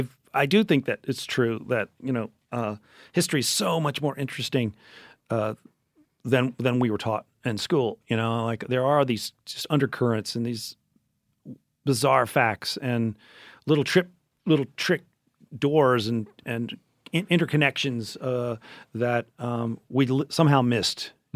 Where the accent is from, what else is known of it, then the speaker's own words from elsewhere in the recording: Memphis, Tennessee, United States; because I am from Memphis and, we consider ourselves the barbecue capital of the world